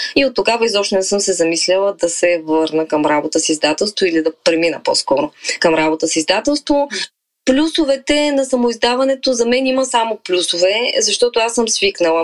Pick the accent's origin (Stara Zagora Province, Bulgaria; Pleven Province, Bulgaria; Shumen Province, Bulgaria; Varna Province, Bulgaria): Varna Province, Bulgaria; Varna; also born or lived in Balchik; аз съм живяла, съм родена във Варна, живяла съм в Бълчик известно време, после се преместихме цялото семейство във Варна и съм била много близо до морето като дете